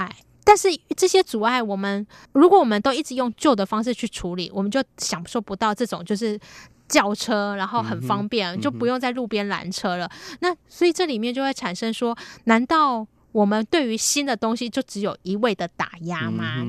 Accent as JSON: {"language": "Chinese", "country": "Taiwan", "said": "身份跟我们台湾人比较不一样的"}